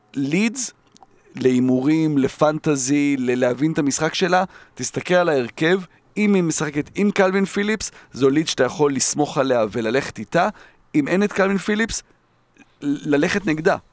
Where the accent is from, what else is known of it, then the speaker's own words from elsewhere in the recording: Jerusalem, Jerusalem District, Israel; כילד שגדל בירושלים